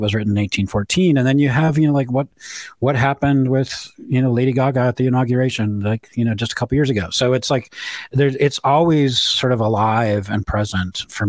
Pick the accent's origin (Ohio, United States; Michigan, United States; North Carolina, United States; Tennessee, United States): Michigan, United States; Ann Arbor; also born or lived in Chicago; I was born in Ann Arbor. I went to Pioneer High School. You know, Clegg School in Ann Arbor is named after my grandfather. So we go way back in the city of Ann Arbor.